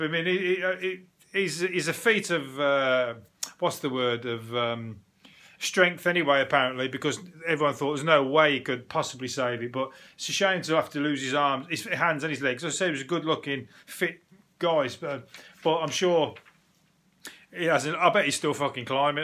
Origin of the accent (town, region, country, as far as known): England, United Kingdom